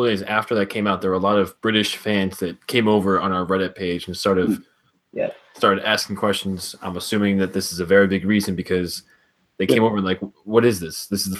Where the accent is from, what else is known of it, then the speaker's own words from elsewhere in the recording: New York, United States; I'm from New York.